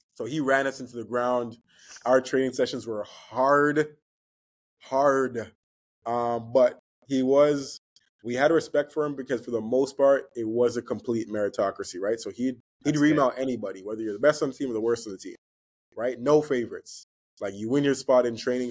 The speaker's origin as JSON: {"language": "English", "country": "Canada", "said": "being from Canada, being Canadian"}